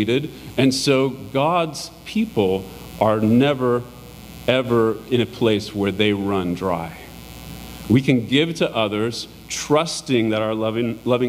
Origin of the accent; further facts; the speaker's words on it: United States; us as American Christians